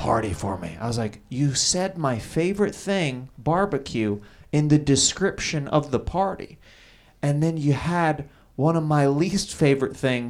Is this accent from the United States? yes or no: yes; Kansas City, United States; I'm from Kansas City